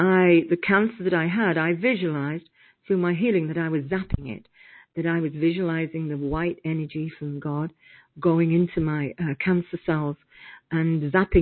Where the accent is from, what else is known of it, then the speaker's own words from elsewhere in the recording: United Kingdom; I'm British, so we have different meanings for different things.